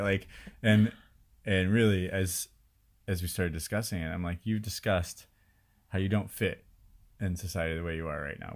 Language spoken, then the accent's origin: English; Chicago, Illinois, United States; moved away as an adult; also born or lived in India